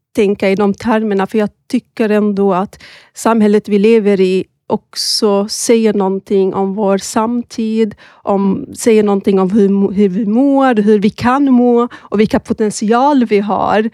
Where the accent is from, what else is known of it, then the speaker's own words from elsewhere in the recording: Malmö, Skåne, Sweden; moved away as an adult; now in Stockholm, Sweden; Jag är född i Malmö, um, men flyttade till Stockholm för snart tio år sedan